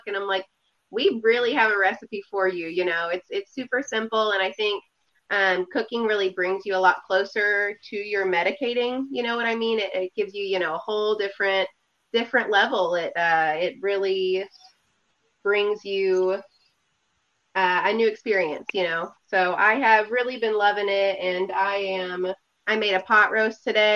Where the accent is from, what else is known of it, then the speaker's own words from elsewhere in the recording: Southwest Missouri, United States; I am from Southwest Missouri